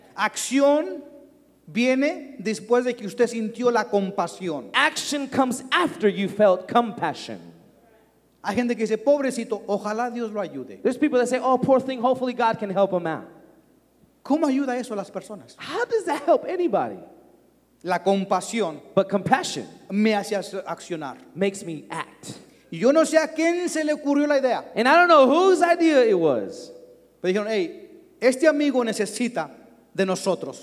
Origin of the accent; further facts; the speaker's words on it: Durango, Mexico; now in Dallas, United States; Yo soy nacido en, en Durango, México